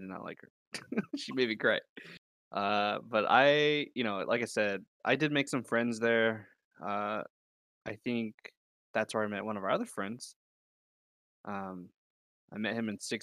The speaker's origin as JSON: {"language": "English", "town": "Atwater", "region": "California", "country": "United States", "tie": "born or raised there", "also_born_or_lived": "Modesto", "said": "We moved to Atwater, and that's where I was born and raised."}